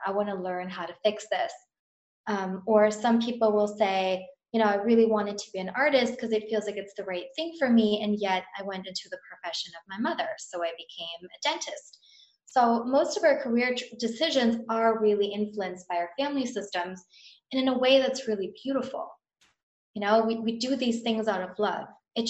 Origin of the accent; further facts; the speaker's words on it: Germany; also born or lived in Indonesia / Amsterdam; now in London, United Kingdom; I grew up in Germany, I have an American family, moved to Indonesia, moved to Amsterdam. Now I live in London.